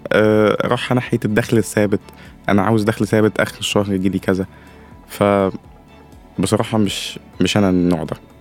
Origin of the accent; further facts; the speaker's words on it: Upper Egypt, Egypt; عندنا في الصعيد